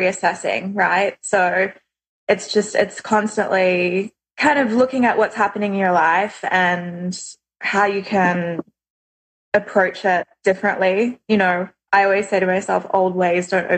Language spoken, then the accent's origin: English; Australia; moved away; I'm from Australia